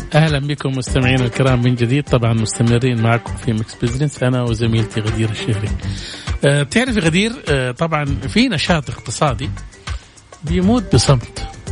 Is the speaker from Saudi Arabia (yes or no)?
yes; Saudi Arabia; عندنا في السعودية